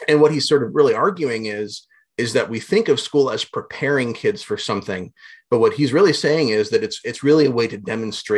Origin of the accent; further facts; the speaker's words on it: Southwest Ohio, United States; I grew up in Southwest Ohio